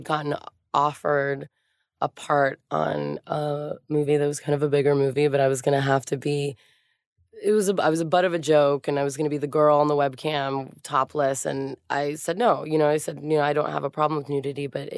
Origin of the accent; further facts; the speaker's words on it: Miami, Florida, United States; also born or lived in Hialeah, Florida; I grew up in Miami and Hialeah